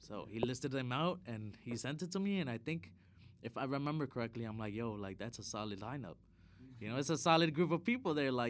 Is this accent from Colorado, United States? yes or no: no; Chicago, Illinois, United States; Well, for me, like, I'm from the South Side of Chicago, right? And, like, there's a lot of crazy shit that happens in the South Side.